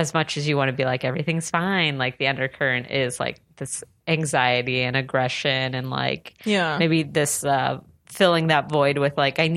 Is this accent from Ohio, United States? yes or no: no; San Diego, California, United States; I grew up in San Diego